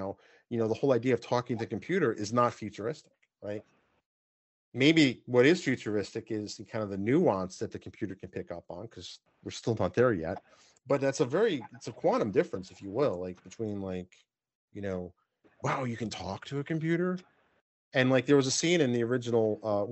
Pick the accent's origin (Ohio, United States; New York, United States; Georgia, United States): New York, United States; accent: New York; my New York accent